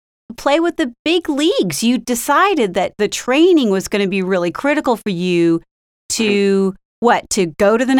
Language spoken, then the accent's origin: English; Pennsylvania, United States; moved away; I lived about 8 years as I was growing up in Pennsylvania.